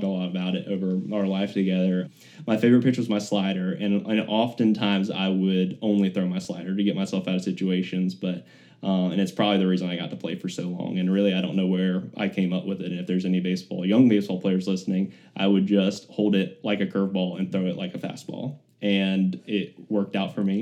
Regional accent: Birmingham, Alabama, United States; I grew up in uh, Birmingham, born and raised on the other side of town over in the uh, Hoover area

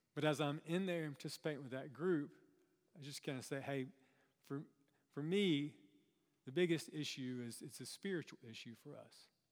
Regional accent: Chesnee, South Carolina, United States; I grew up in, um, kind of a rural part of South Carolina.

